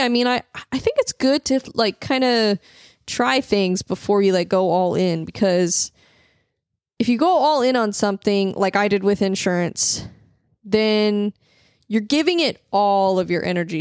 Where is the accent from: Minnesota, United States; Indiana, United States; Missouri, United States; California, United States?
Missouri, United States; St. Louis; I'm from the Midwest